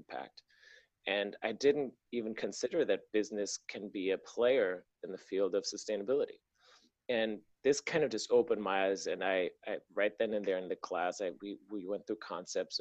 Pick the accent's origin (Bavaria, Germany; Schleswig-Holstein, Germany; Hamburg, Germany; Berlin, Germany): Berlin, Germany; moved away as an adult; also born or lived in San Francisco, United States; I was born and raised in Berlin, moved to the US for college. So I was 19.